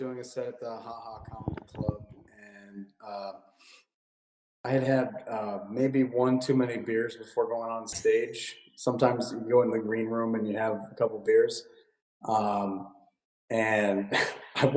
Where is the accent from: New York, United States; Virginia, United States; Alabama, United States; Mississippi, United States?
Virginia, United States; Clarke County; moved away as an adult; also born or lived in Winchester, Virginia / Fairfax, Virginia / Arlington, Virginia; now in Los Angeles, United States; So I was actually in the boonies a little bit in Clark County, Virginia, and over near Winchester.